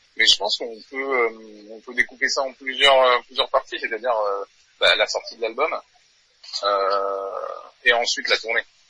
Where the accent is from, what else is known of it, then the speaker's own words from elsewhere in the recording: New Caledonia; moved away as an adult; now in Paris, France; je viens de Nouvelle-Calédonie à la base. donc j'avais j'ai commencé la batterie à l'âge de 14 ans. j'avais un groupe là-bas de métal. ensuite je suis venu faire mes études à Paris.